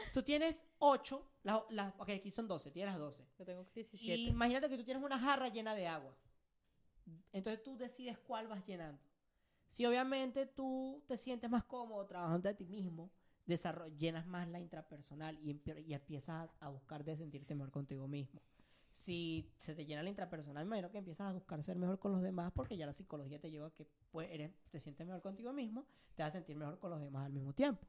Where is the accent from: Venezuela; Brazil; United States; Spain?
Venezuela; moved away; nosotros nos fuimos hace cinco años